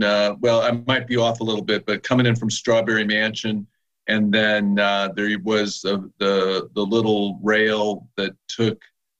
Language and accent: English; Chicago, Illinois, United States; now in Philadelphia, United States; I'm a Chicagoan